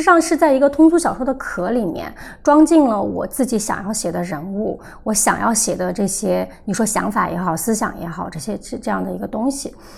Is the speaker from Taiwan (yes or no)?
no; Sichuan, China; moved away; 可是回到四川，我就感觉整个人所有的人都瘫倒状态